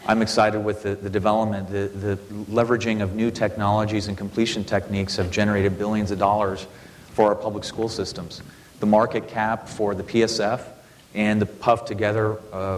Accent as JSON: {"language": "English", "town": "Fort Worth", "region": "Texas", "country": "United States", "said": "I'm a Highlander, I'm from Fort Worth"}